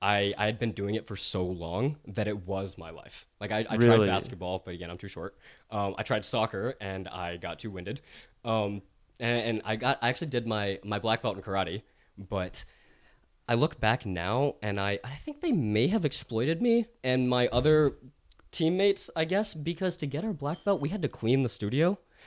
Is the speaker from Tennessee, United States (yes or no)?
yes; Knoxville, Tennessee, United States; growing up in Knoxville, Tennessee, a very predominant Caucasian town, and going to a Christian school as a Muslim, like I was born and raised as a Muslim.